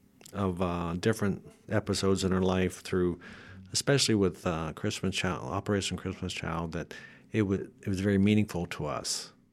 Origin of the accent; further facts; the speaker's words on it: Pennsylvania, United States; I grew up in Northwest Pennsylvania, mm-hmm. where it's quite a bit colder, and I grew up in a Catholic home